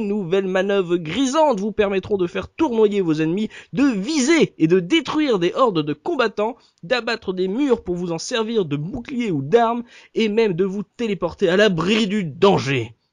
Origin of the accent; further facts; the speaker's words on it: France; chez nous en France.